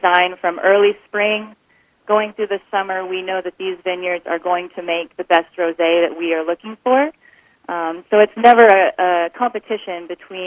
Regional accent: Alaska, United States; moved away as an adult; also born or lived in Washington / California / South Australia; I grew up in Alaska

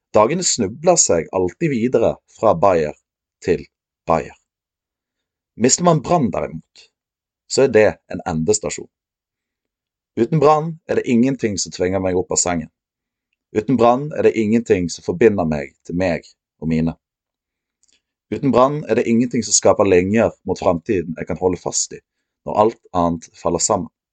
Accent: Os, Vestland, Norway; jeg er fra Os

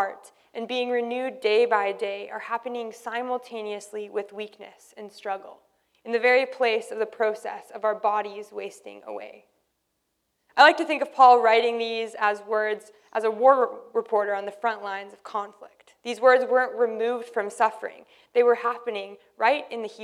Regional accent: Canada; we're Canadian

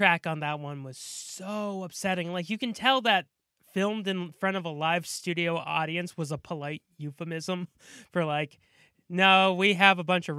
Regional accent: Massachusetts, United States; born or raised there

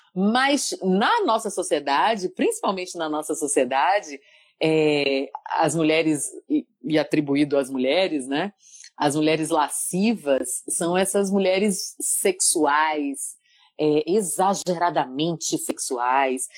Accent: Salvador, Bahia, Brazil; now in São Paulo, Brazil; Eu, eu fazia pilates lá em Salvador, eu sou de Salvador, Bahia

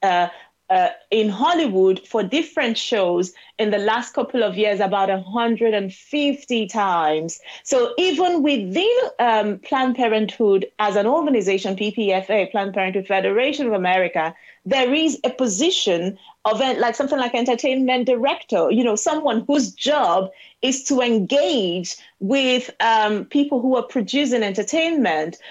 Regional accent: South East Nigeria, Nigeria; born or raised there; moved away as an adult; now in United Kingdom

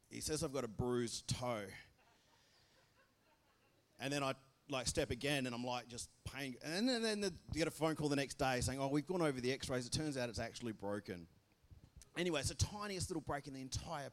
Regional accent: Belmont, Australia; I'm from Belmont.

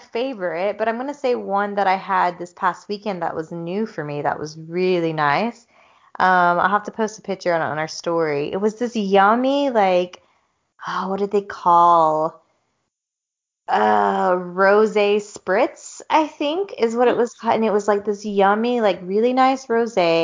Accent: the South, United States; moved away as an adult; now in Europe; growing up in the South, where racism is still a very, very big issue

